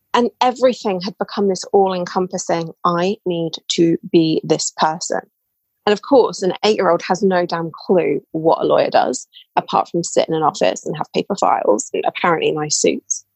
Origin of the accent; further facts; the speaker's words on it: United Kingdom; so as you can tell, probably from my voice, I'm British. Um, I live in England.